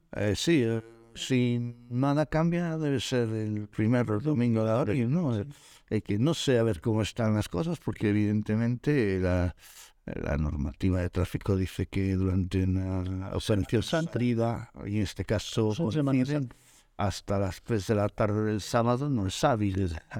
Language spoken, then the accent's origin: Spanish; Galicia, Spain; los dos polos motores de nuestra comunidad está en Vigo y está en La Coruña